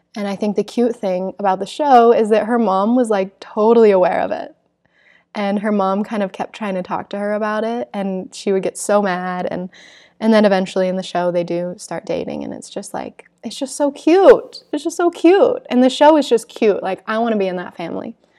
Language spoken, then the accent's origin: English; Salt Lake City, Utah, United States; growing up in Salt Lake City